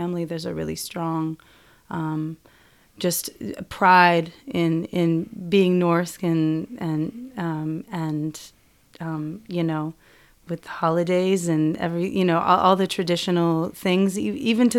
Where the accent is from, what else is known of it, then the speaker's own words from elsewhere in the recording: Washington, United States; where I grew up in Washington State